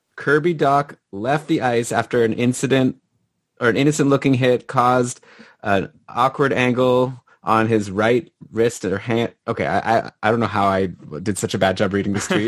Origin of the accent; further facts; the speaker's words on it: Canada; as a Canadian